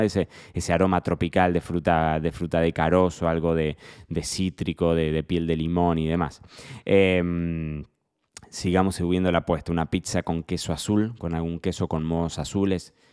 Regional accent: Argentina; somos argentinos

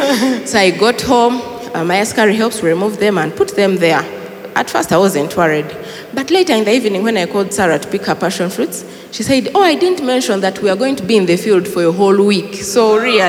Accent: Kisoro, Western Region, Uganda; now in Kampala, Uganda; in our village, I come from Chisoro

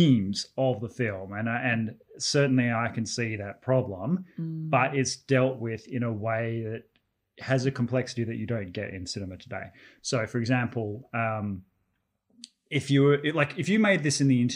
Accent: Australia; as an Australian

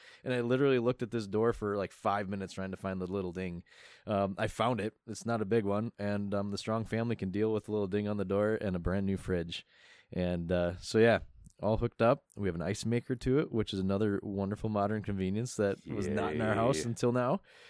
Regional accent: Midwest, United States; Right, being a Midwesterner.

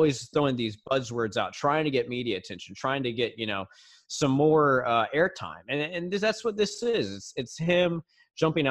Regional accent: Houston, Texas, United States; we're from Houston, Texas, you know, representing the University of Houston over here

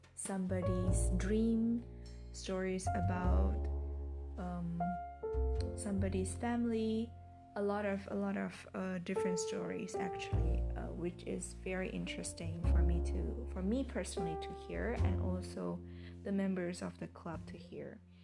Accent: Medan, North Sumatra, Indonesia; English is a second language; I initiated an English club in Medan, my hometown

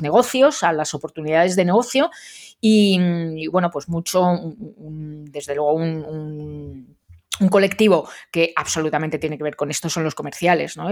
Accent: Madrid, Community of Madrid, Spain; los madrileños pronunciamos fatal

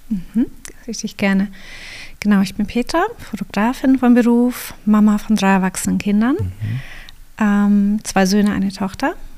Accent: Kempten, Bavaria, Germany; also born or lived in Canada; ich bin hier im Allgäu geboren, in mhm. Kempten

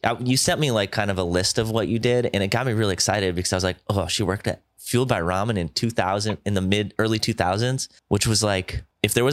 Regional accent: Midwest, United States; We're both from the Midwest area

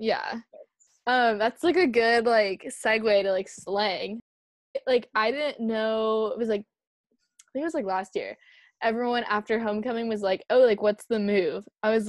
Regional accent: California, United States; you can tell, like, when I speak that I come from California

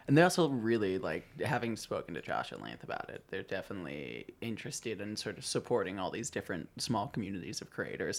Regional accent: Long Island, New York, United States; also born or lived in Brooklyn; I grew up on Long Island

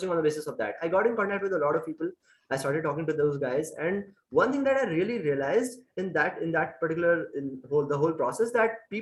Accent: India; I'm from India

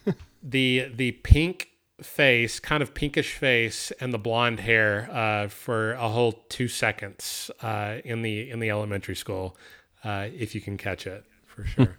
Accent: Texas, United States; moved away as an adult; I'm from a very small town, uh, in, you know, in, you know, Texas, you know, born and raised, uh, for eighteen years until I graduated high school.

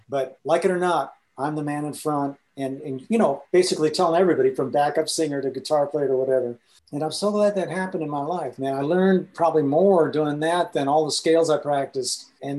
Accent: India; the other thing about growing up in India that really changed how I approach music

